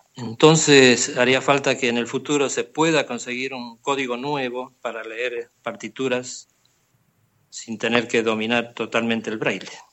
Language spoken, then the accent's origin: Spanish; Argentina; moved away as an adult; now in Barcelona, Spain; he resido en Barcelona hace 22 años, pero procedo de Argentina. Hice toda la carrera musical en Argentina